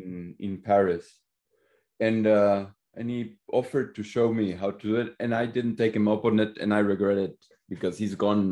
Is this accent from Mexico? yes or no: yes; Mexico; because I'm from Mexico